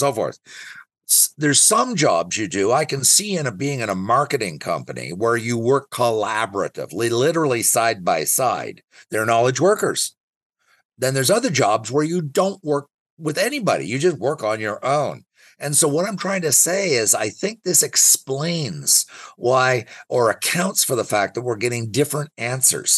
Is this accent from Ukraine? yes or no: no; Ottawa, Ontario, Canada; I'm from Ottawa and I know Ottawa best